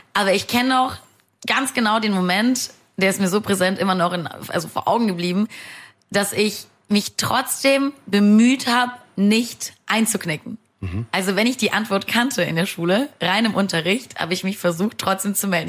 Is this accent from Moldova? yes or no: yes; Moldova; also born or lived in Saarland, Germany; now in Germany; Ich bin gebürtig aus Moldawien.